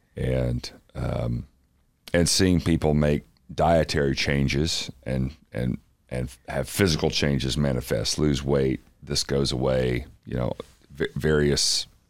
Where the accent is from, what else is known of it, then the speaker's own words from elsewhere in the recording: Athens, Tennessee, United States; East Tennessee, little town called Athens, that is uh, halfway between Knoxville and Chattanooga